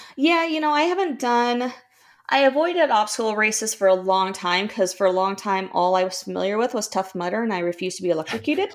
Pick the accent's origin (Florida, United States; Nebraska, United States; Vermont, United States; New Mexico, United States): Nebraska, United States; moved away as an adult; also born or lived in Minnesota; I grew up in Nebraska, lived in Minnesota for four years in college.